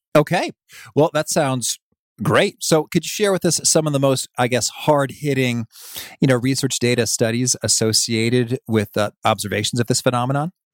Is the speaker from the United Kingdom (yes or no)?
no; Danville, Illinois, United States; now in Chicago, United States; I grew up in Danville, Illinois, about three hours away, uh, but I've spent almost my whole life in Illinois